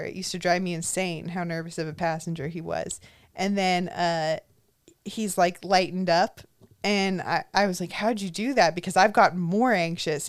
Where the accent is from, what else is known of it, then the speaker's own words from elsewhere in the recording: Orange County, California, United States; Nobody ever thinks I'm from Orange County. No one ever thinks I'm from here.